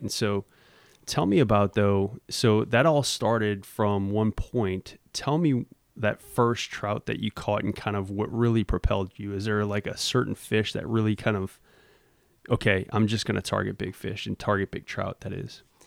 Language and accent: English; Louisiana, United States; moved away; also born or lived in Mississippi; growing up in Louisiana